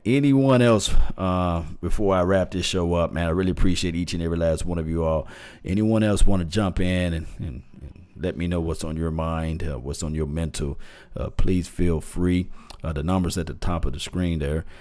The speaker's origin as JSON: {"language": "English", "region": "Mississippi", "country": "United States", "tie": "born or raised there", "said": "I'm from Mississippi"}